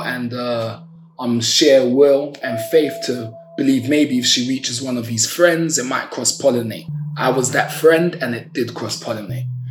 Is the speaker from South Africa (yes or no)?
no; London, United Kingdom; I'm from Brixton, South London. Brixton, born and raised